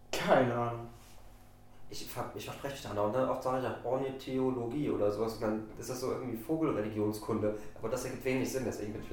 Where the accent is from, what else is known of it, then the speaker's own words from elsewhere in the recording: Salzburg, Austria; wenn ich äh, dann Richtung äh, meiner Heimat fahre, also runter nach Salzburg.